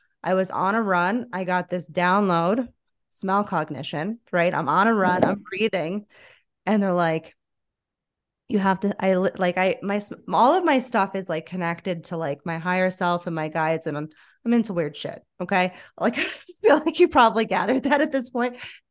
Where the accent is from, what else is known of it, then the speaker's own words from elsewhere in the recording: South Florida, United States; moved away as an adult; now in Asheville, United States; growing up in South Florida